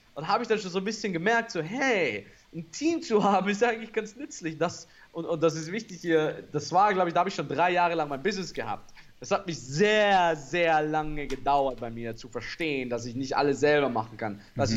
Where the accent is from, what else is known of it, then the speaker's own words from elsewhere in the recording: Austria; für mich als Österreicher